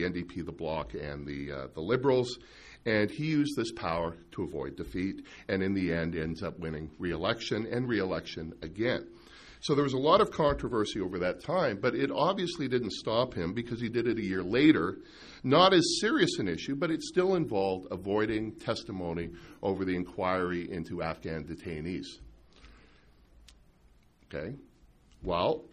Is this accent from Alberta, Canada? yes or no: yes; Calgary, Alberta, Canada; when I grew up in Calgary in the 70s